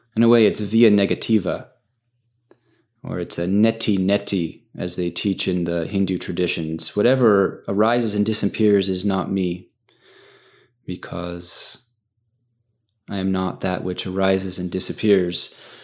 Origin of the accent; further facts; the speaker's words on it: United States; I'm an American